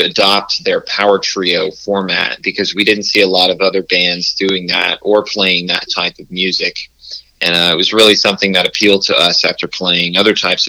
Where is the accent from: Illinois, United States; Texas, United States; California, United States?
Texas, United States; Fort Worth; Yeah, we're from North Fort Worth originally